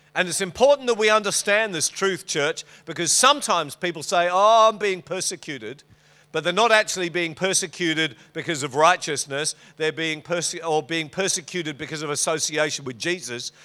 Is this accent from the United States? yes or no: no; Western Australia, Australia; moved away; It's good over there. It's my home state.